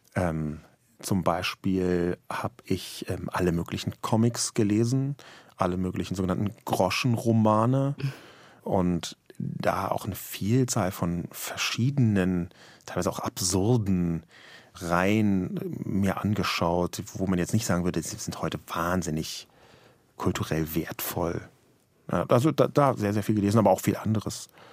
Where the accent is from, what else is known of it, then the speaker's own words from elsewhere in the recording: Berlin, Germany; weil ich in West-Berlin geboren und aufgewachsen bin